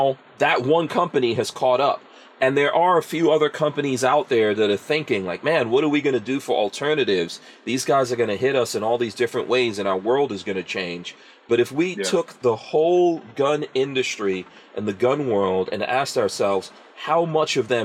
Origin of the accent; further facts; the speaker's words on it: New York City, New York, United States; my time of growing up in New York City in hip hop